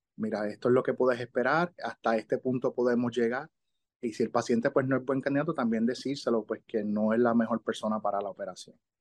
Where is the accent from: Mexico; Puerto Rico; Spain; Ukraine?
Puerto Rico; Ponce; moved away as an adult; also born or lived in Miami; yo soy de Ponce.